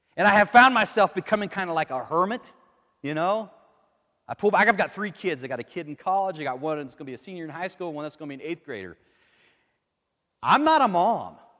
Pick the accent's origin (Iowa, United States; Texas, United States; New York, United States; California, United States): Texas, United States; El Paso; moved away; I'm from El Paso.